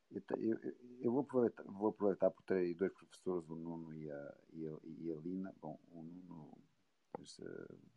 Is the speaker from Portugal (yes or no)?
yes; Barcelos, Norte, Portugal; eu nasci numa aldeia em, em Barcelos